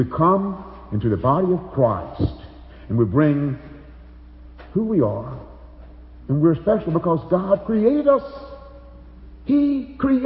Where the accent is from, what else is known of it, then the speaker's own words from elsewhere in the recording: Alabama, United States; moved away as an adult; now in Chicago, United States; I was raised in Alabama. I'm a Southerner for so many years